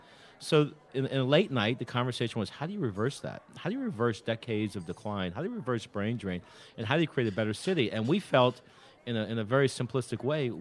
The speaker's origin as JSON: {"language": "English", "town": "New Orleans", "region": "Louisiana", "country": "United States", "tie": "born or raised there", "also_born_or_lived": "New York / Boston / Atlanta / Pittsburgh", "moved": "as an adult", "said": "We're all actually from New Orleans, went to different high schools, but we left New Orleans in the mid-'80s like everyone else"}